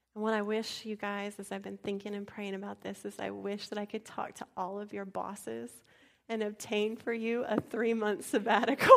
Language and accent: English; San Antonio, Texas, United States; moved away; When I grew up in San Antonio